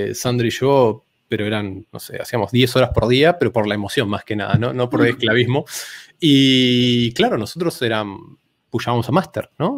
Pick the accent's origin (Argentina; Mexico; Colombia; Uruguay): Argentina; first language Spanish; soy de Argentina